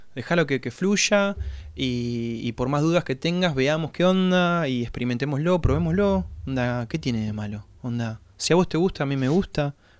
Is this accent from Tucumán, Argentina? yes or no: no; La Pampa, Argentina; moved away as an adult; now in La Plata, Argentina; Nosotros somos de La Pampa y vinimos a estudiar acá